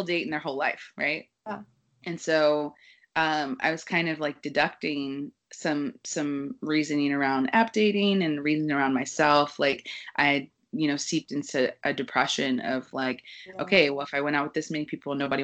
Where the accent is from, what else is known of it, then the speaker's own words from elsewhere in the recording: Kansas City, United States; moved away as an adult; now in New York, United States; I grew up in Kansas City where, you know, everybody kind of gets married at 22, 24